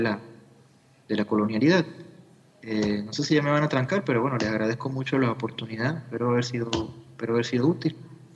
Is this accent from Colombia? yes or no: no; Venezuela; como venezolanos